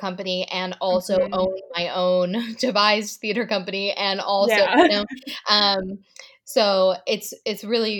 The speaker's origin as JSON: {"language": "English", "town": "Limerick", "region": "Pennsylvania", "country": "United States", "tie": "born or raised there", "lives_now": "Philadelphia, United States", "said": "I'm from Limerick, PA, technically"}